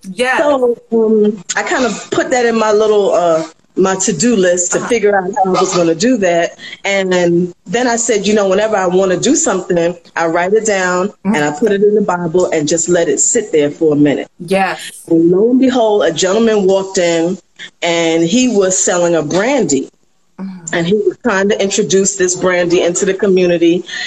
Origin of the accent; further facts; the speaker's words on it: New York, United States; also born or lived in the Caribbean islands; growing up um, in the islands, well, I grew up in New York more so, but my mother would send me back home to the islands